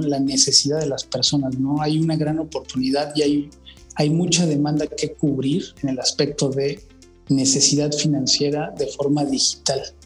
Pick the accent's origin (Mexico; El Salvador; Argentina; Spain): Mexico; Mexico City; yo nací en la Ciudad de México